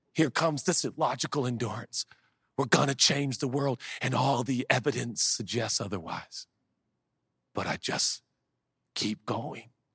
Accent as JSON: {"language": "English", "town": "Portland", "region": "Oregon", "country": "United States", "tie": "born or raised there", "said": "growing up in Portland, Oregon in the hood"}